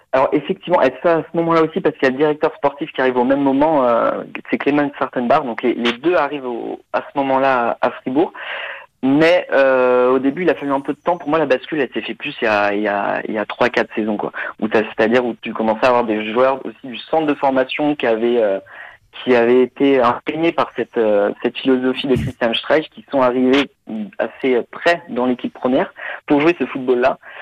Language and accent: French; Nantes, Pays de la Loire, France; now in Germany; je suis né à Nantes et euh, d'un père français et d'une mère allemande. Donc euh, j'ai grandi un peu à, la Beaujoire